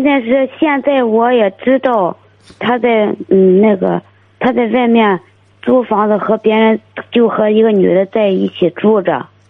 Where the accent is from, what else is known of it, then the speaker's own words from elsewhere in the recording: Dezhou, Shandong, China; now in Weifang, China; 我老家是德州的